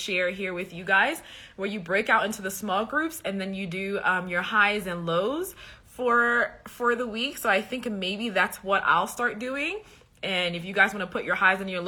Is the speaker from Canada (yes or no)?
no; Liberia; I'm from West Africa, Liberia